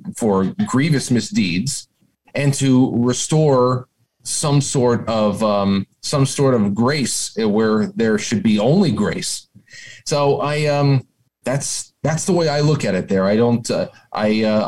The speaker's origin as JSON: {"language": "English", "region": "New York", "country": "United States", "tie": "born or raised there", "said": "baptized and confirmed a Catholic here in New York, an Italian family"}